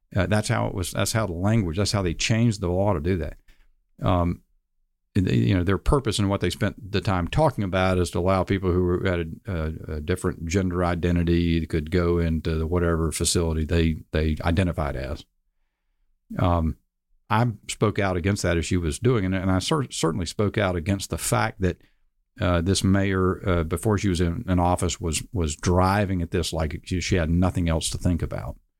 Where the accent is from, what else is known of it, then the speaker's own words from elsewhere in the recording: Charlotte, North Carolina, United States; in Charlotte, uh, my hometown